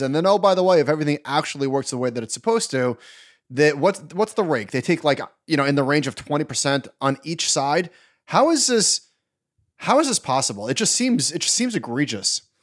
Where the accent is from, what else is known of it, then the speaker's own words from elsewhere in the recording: Long Island, New York, United States; growing up on Long Island going to Tower Records